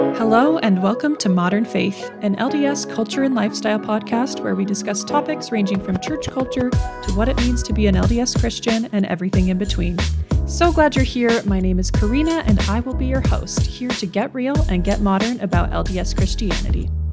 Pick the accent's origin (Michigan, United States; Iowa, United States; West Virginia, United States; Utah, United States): Utah, United States; also born or lived in Redlands, California; I was born and raised in Utah